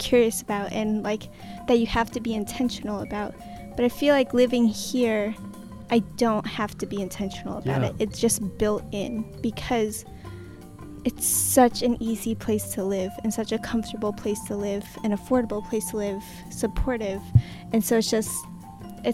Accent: Indiana, United States; I grew up in Indiana

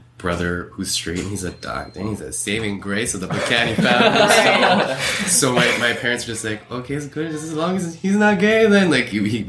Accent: Philippines; But even then, my coming out experience as like a Filipino, because I know like Philippines is like big on that and stuff, on like Catholicism, it wasn't like that trauma, like it wasn't that bad.

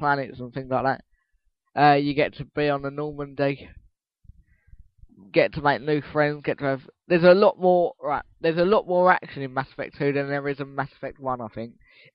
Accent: Essex, East of England, United Kingdom; I'm an Essex boy, and I always will be.

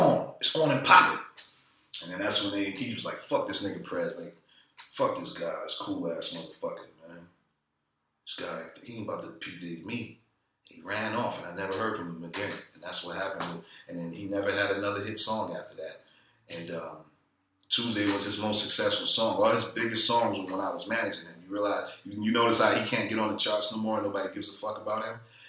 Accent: New York City, New York, United States; I'm from Brooklyn

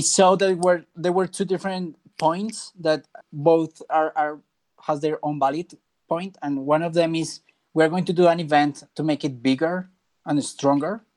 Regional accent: Bogota, Colombia; I am not from Medellin, I'm from Bogota

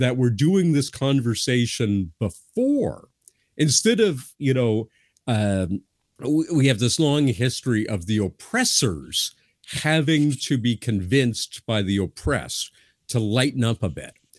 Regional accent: Canada; I'm a Canadian

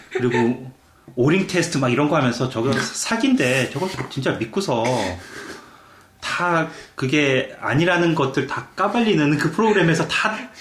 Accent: South Korea; now in Canada; 우리는 그냥 한국 사람들끼리

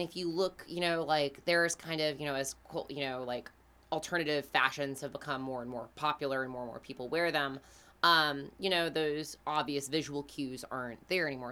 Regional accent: Greenville, South Carolina, United States; We are from Greenville, South Carolina

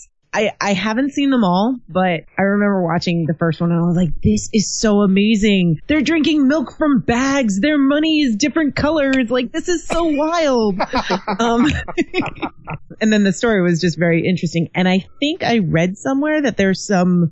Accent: New York, United States; moved away as an adult; also born or lived in Nova Scotia, Canada / New Brunswick, Canada / Ontario, Canada; now in Greater Toronto Area, Canada; I'm an American, I'm from New York, but I've been living in Canada for 6.5-ish years

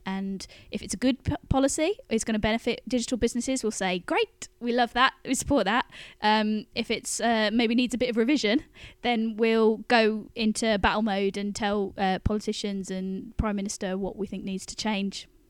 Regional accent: Birmingham, West Midlands, United Kingdom; now in London, United Kingdom; I come from Birmingham and go there quite a bit

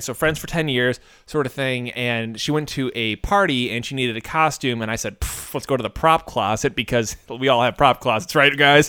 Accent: United States; I'm an American

